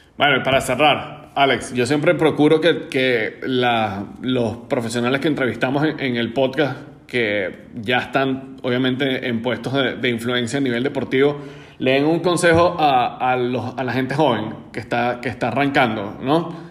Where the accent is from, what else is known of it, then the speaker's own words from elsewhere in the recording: Venezuela; en el caso de nosotros como venezolanos